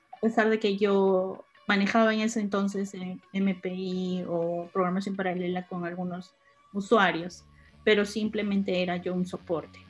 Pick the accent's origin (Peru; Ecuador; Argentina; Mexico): Peru; moved away; yo era la única peruana en ese entonces, mujer